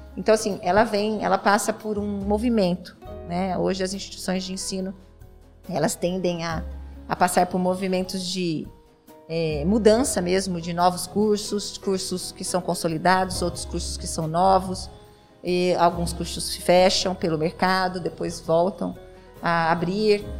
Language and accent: Portuguese; Presidente Prudente, São Paulo, Brazil; eu nasci, fui criada aqui na Vila Furquim.